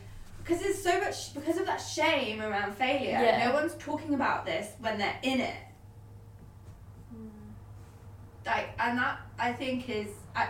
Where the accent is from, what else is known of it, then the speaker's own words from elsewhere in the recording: United Kingdom; I'm still British.